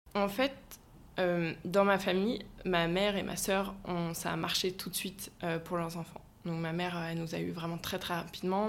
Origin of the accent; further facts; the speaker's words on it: Brittany, France; moved away as an adult; now in Nantes, France; je suis bretonne d'origine